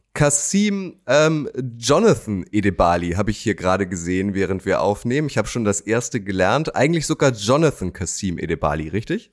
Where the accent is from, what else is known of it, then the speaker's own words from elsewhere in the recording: Schenefeld, Schleswig-Holstein, Germany; ich bin in Schenefeld aufgewachsen